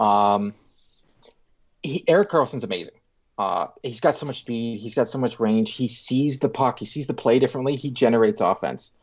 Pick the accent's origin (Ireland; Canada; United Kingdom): Canada; I'm Canadian